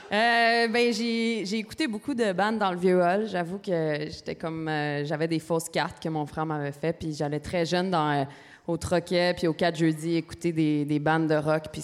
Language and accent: French; Gatineau, Quebec, Canada; Oui, je viens de Gatineau.